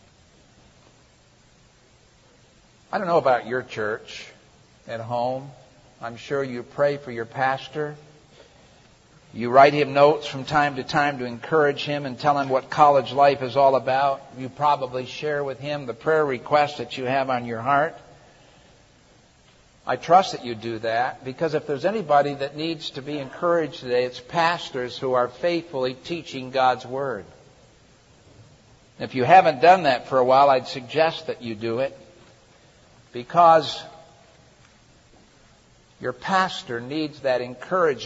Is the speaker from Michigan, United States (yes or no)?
yes; Michigan, United States; I was from Michigan